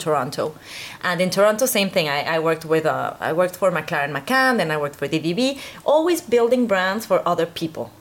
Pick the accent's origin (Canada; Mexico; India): Mexico; also born or lived in Stockholm / New York; now in Miami, United States; I was born in Mexico. I grew up there.